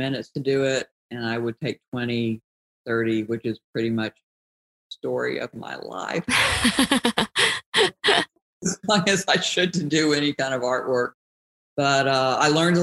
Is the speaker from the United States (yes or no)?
yes; Georgia, United States; moved away as an adult; also born or lived in New York / New Jersey; I grew up in Georgia